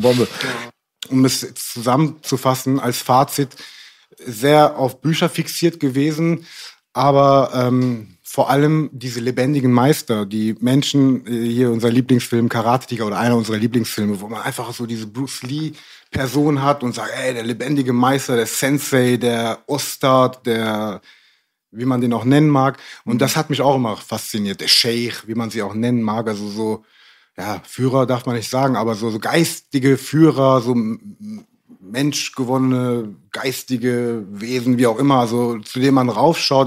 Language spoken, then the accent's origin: German; Cologne, North Rhine-Westphalia, Germany; da, wo ich herkomme, in Köln